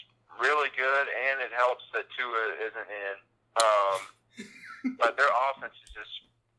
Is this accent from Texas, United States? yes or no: no; Atlanta, Georgia, United States; my hometown Atlanta Falcons